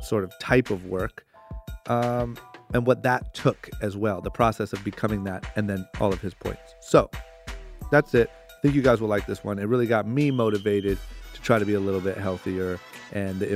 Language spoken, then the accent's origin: English; Akron, Ohio, United States; I grew up in Akron, Ohio